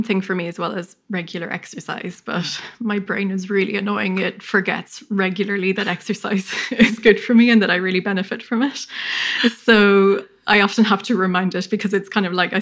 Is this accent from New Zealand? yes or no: no; Ireland; moved away as an adult; also born or lived in London; now in Brisbane, Australia; I grew up in Ireland and then I trained in London and then moved to Brisbane a few years ago.